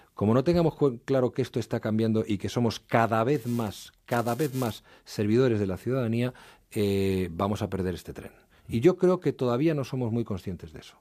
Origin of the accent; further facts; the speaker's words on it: Madrid, Community of Madrid, Spain; also born or lived in Asturias; yo nací en Madrid y ahí no, no vivía salvo periodos, pero largos periodos de mi infancia